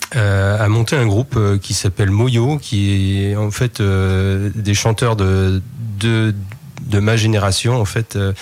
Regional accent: Saint-Vincent-sur-Oust, Brittany, France; je suis né à Saint-Vincent-sur-Oust, au lieu de la culture traditionnelle en Bretagne

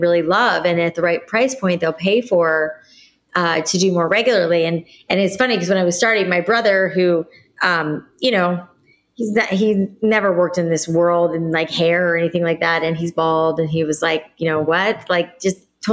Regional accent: South Florida, United States; moved away; also born or lived in New York City; I grew up in South Florida

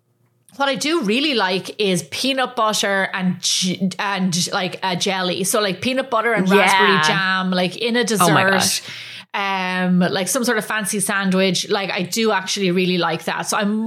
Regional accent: Ireland; now in United States; we growing up in Ireland

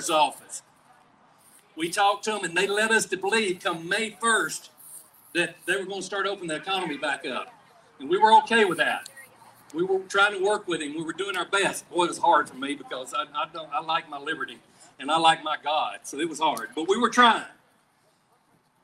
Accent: Bibby, Louisiana, United States; My hometown is Bibby, Louisiana. It's about 2 miles from Texas and about 6 miles from Arkansas

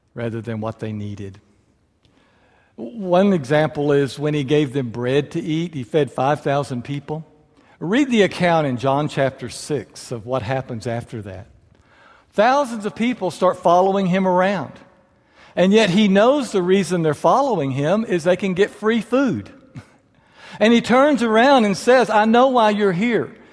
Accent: far west Texas, United States; now in San Angelo, United States; I was born out in far west Texas.

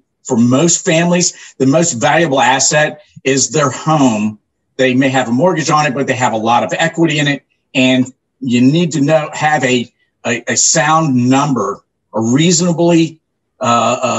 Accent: Orlando, Florida, United States; also born or lived in New Smyrna Beach, Florida; I grew up here in Central Florida, Orlando, and New Smyrna Beach, since the early 70s

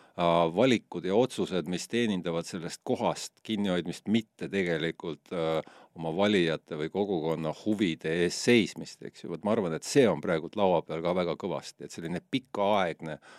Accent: Estonia; ma ütlen, et see on Eesti

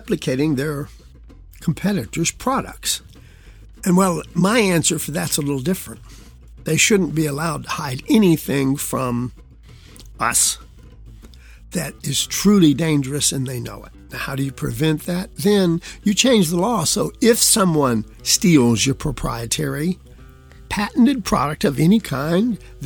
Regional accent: West Virginia, United States; since I'm actually really from West Virginia

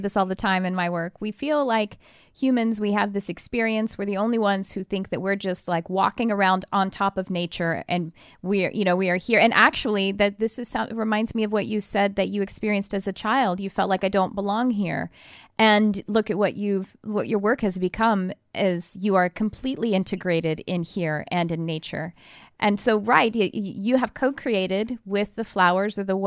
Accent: Texas, United States; now in California, United States; I'm actually originally from Texas

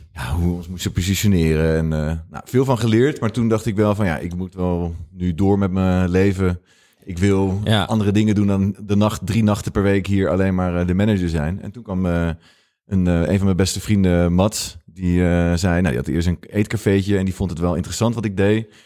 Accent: Rotterdam, South Holland, Netherlands; moved away as an adult; also born or lived in Amsterdam; ik kom uit Rotterdam

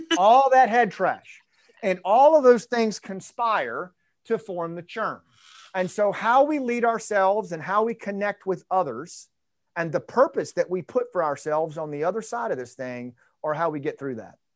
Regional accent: Arkansas, United States; I'm from Arkansas

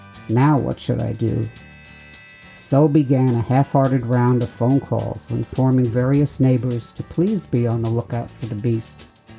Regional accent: New York, United States; I'm from New York, so the cold doesn't bother me.

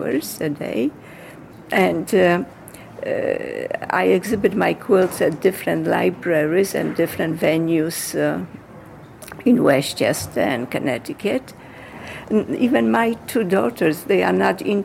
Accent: Poland; moved away as an adult; now in Hartsdale, United States; I was born in Poland, and at age 24, I came to the United States

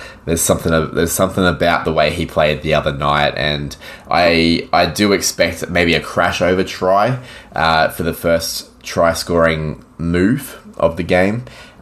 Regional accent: Queensland, Australia; not only would it be great to see Queensland win as a Queenslander

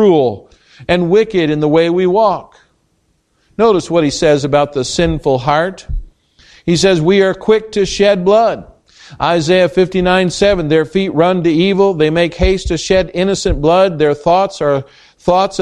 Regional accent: United States

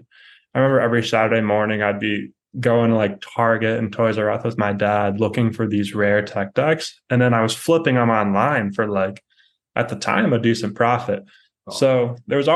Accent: Cleveland, Ohio, United States; I'm from Cleveland, Ohio

